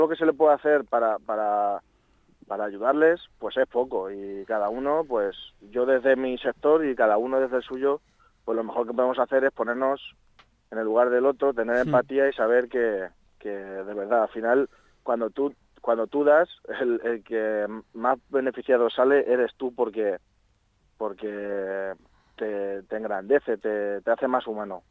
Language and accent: Spanish; Villarrobledo, Castilla-La Mancha, Spain; yo estoy implicado en mi pueblo